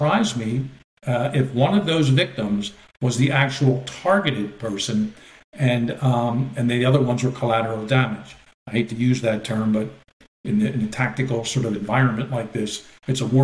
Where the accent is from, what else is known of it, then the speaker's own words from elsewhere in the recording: Philadelphia, Pennsylvania, United States; growing up in Philly